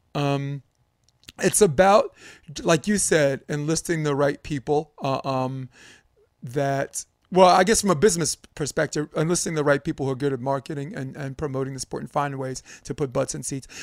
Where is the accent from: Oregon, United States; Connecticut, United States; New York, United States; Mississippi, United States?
New York, United States; as a New Yorker